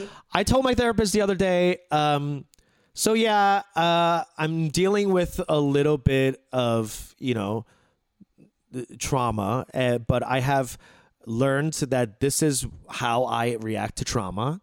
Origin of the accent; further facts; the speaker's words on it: United States; as Korean American